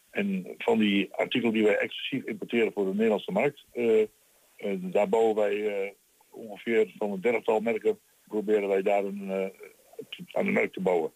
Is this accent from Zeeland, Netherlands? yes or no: no; Twente, Overijssel, Netherlands; accent: Twents